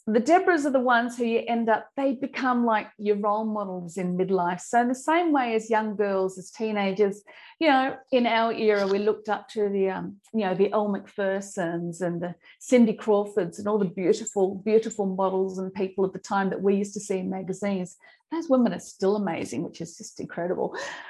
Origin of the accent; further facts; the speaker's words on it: Australia; accent: Australian; I'll give you my old Aussie accent here, we call them Shazza. Shazza's the Sheila, you know, the Sheila that, you know, goes, I've still got the Aussie twang in there, yeah.